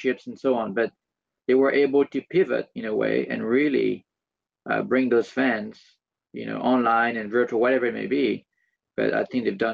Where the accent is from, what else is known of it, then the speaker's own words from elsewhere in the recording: France; I'm from France